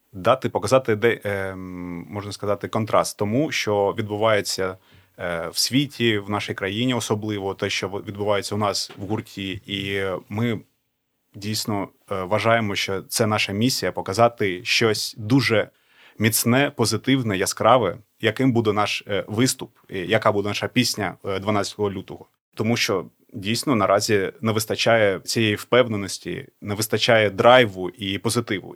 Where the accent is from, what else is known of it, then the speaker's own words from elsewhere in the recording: Donetsk, Donetsk Oblast, Ukraine; я з Донецьку